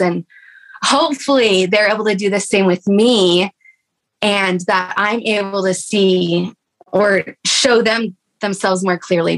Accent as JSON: {"language": "English", "region": "Texas", "country": "United States", "tie": "born or raised there", "said": "we grew up like maybe um, an hour or two away from each other uh, growing up in Texas."}